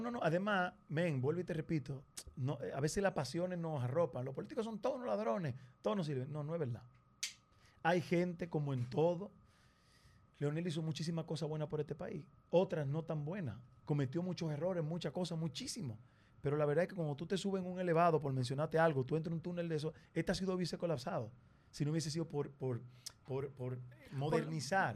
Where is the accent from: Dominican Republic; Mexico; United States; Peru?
Dominican Republic; como nosotros hablamos, como nos comportamos, nuestra idiosincrasia, nuestra forma de ver la vida, somos los dominicanos